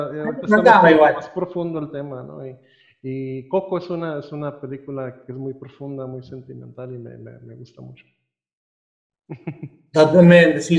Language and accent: Spanish; Costa Rica; also born or lived in Nicaragua; now in Mexico; yo no soy realmente mexicano, yo nací en Centroamérica, yo soy costarricense